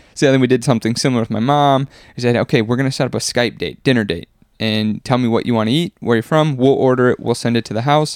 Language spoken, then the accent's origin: English; Wisconsin, United States; moved away; growing up in Wisconsin